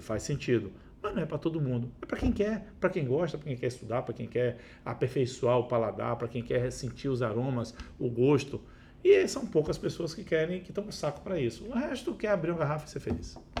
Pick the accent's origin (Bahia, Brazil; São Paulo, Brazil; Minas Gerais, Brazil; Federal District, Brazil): Bahia, Brazil; Itabuna; also born or lived in Uberlândia; now in Vitória, Brazil; Eu nasci em Itabuna